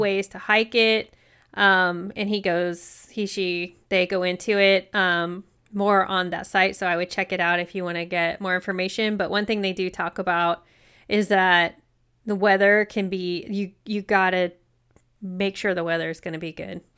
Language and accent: English; United States; I'm American